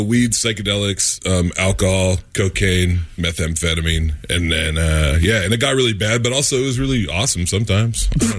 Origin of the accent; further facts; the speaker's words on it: Spanaway, Washington, United States; I grew up in Spanaway, Washington